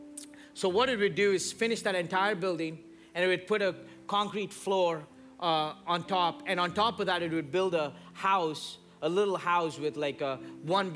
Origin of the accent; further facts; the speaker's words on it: India; moved away; I grew up in India